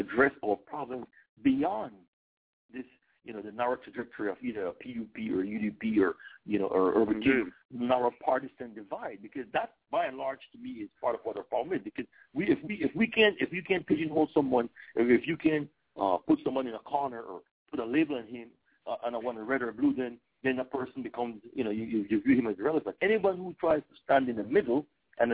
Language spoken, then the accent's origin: English; Belize; we are an English-speaking country